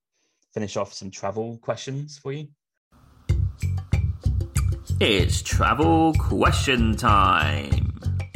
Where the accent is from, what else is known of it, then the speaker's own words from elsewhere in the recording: Australia; Growing up in Australia, you've got arguably no choice to drive unless you want to fly because it's so far away.